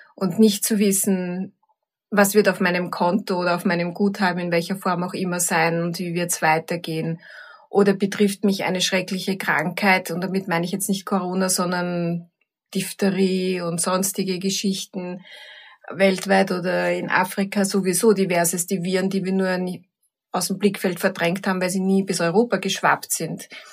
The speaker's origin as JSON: {"language": "German", "region": "Vienna", "country": "Austria", "tie": "born or raised there", "said": "In Wien, im dritten Bezirk, alles im gleichen Kretzel"}